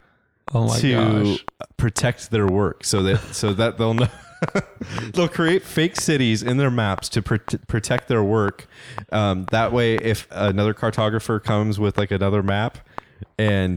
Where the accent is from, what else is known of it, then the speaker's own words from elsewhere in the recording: Northern California, United States; I'm from North California